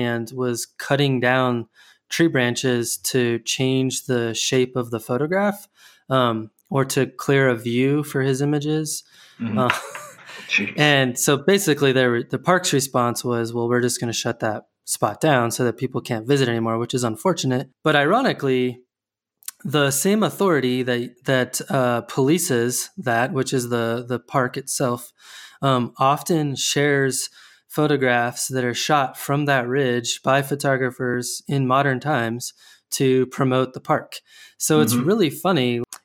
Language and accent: English; Colorado Springs, Colorado, United States; moved away; I'm from Colorado Springs originally